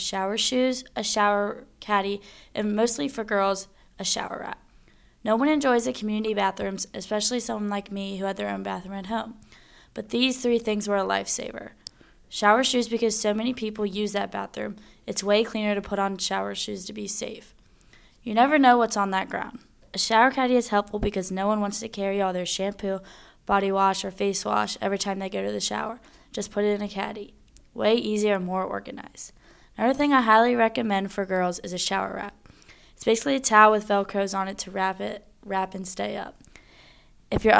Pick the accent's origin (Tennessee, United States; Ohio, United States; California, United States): Ohio, United States; Cincinnati; moved away; from Cincinnati, Ohio